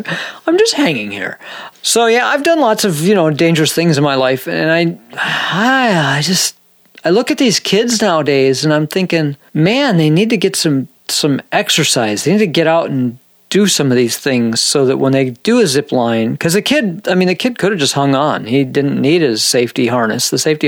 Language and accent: English; Minnesota, United States; born there; Nah, I'm, you know, I was born in Minnesota. But yeah, I don't know. I can't even do my Minnesota accent.